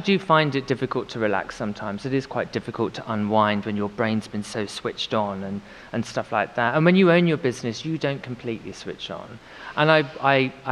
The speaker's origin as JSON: {"language": "English", "country": "United Kingdom", "lives_now": "London, United Kingdom", "said": "felt very British"}